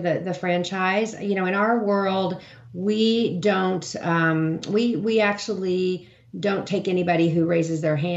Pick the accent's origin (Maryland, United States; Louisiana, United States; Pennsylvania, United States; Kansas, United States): Kansas, United States; Hutchinson; moved away; my hometown of Hutchinson, Kansas